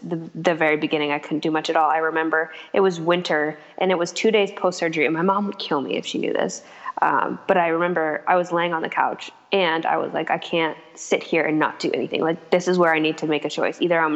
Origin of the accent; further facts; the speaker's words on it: Vermont, United States; I'm from Vermont